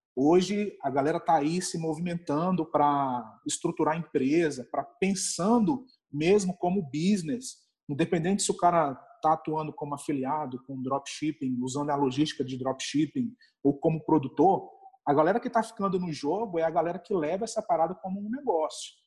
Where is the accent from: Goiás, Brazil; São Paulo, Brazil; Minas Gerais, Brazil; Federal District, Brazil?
Federal District, Brazil; Brasília; eu sou aqui de Brasília, né? Moro aqui em Brasília